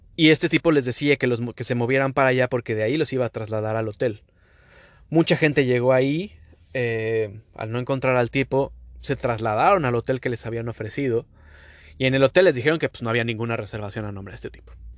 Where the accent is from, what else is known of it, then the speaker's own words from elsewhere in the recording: Mexico; now in Canada; Yo como mexicano